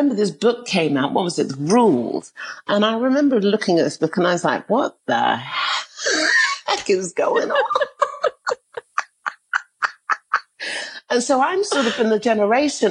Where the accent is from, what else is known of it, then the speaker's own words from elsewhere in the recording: London, United Kingdom; I grew up in North London, which is a predominantly Jewish neighborhood.